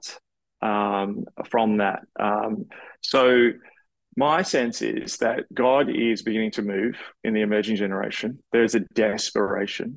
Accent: Australia; being an Australian

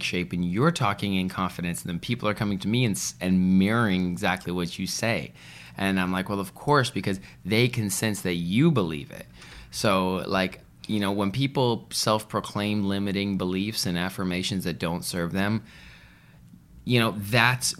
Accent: Vancouver, British Columbia, Canada; I'm from Vancouver.

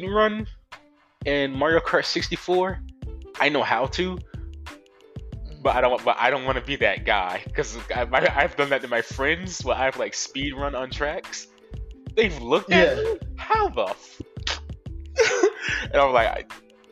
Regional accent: Florida, United States; I'm from Florida

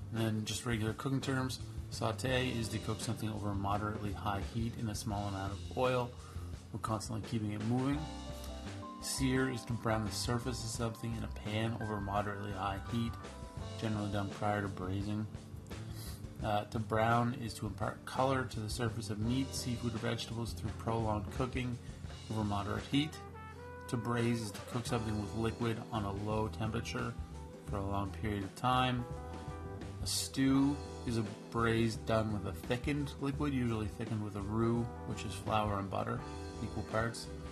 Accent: Canada; I'm Canadian

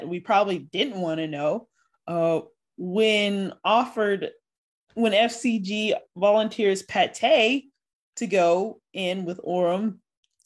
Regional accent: the South, United States; I'm a Southerner.

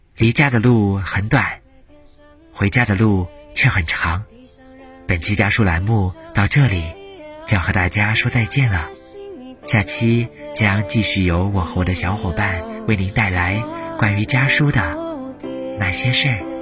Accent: Xining, Qinghai, China; moved away as an adult; now in Nanjing, China; 来自青海西宁

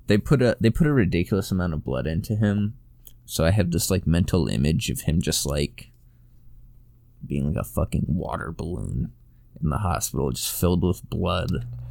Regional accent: United States; I'm American

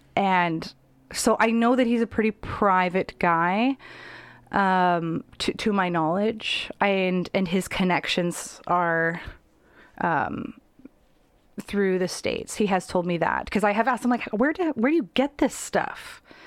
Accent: Abbotsford, British Columbia, Canada; I grew up in Abbotsford as a teenager.

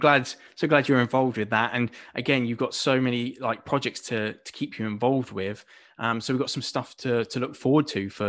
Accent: Buckinghamshire, South East England, United Kingdom; I grew up in Buckinghamshire

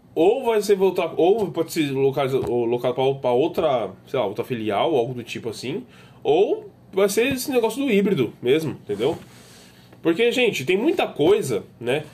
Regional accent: São Paulo, Brazil; Morei minha vida inteira na Zona Norte

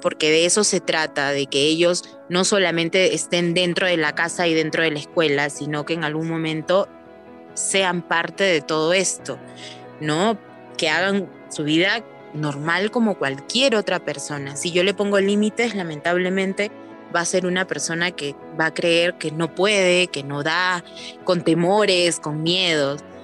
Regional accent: Lima, Peru; moved away as an adult; now in Urubamba, Peru; Yo soy natural de Lima, pero por eh, motivos de trabajo llevo viviendo aquí en Urubamba, en Cusco, ya cuatro años.

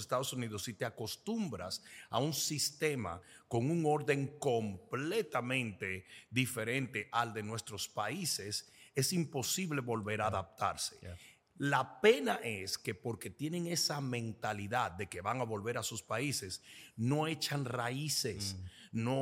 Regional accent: Dominican Republic; now in United States; Sí, bueno, soy de la República Dominicana y me casé con mi esposa muchos años atrás, décadas atrás.

